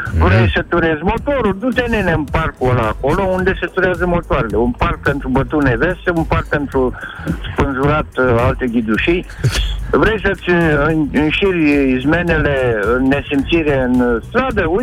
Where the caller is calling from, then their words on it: Timișoara, Timiș County, Romania; sunt de la Timișoara.